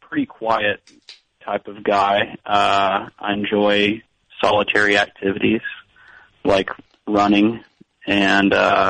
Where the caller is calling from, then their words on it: Florence, Alabama, United States; I'm calling from Florence, Alabama.